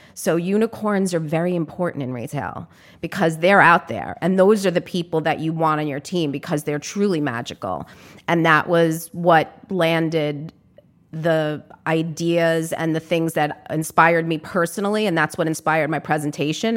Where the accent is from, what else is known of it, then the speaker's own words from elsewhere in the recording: New York City, New York, United States; as a New Yorker